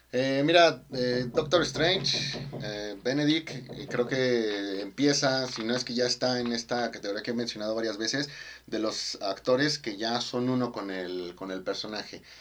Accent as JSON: {"language": "Spanish", "country": "Mexico", "said": "como mexicano"}